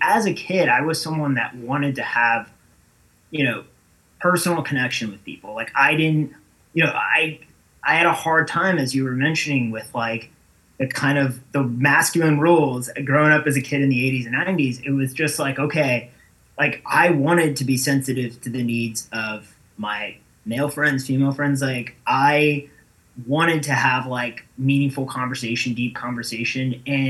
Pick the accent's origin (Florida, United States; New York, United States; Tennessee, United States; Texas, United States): Florida, United States; Not originally. Florida.